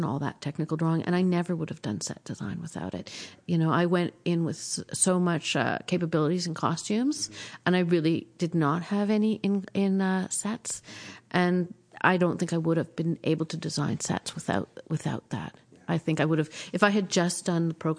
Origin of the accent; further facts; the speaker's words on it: Toronto, Ontario, Canada; moved away as an adult; now in Montreal, Canada; I grew up in Toronto